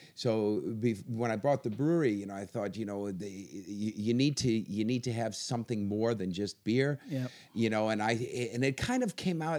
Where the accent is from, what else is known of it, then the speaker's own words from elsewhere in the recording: Virginia, United States; moved away as an adult; now in Denmark; I'm American, uh, born in Virginia uh, and uh, have uh, yeah lived there all my life